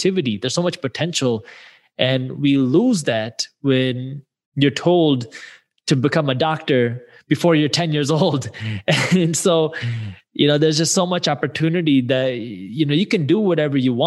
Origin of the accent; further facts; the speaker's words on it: Michigan, United States; I grew up in the Michigan area.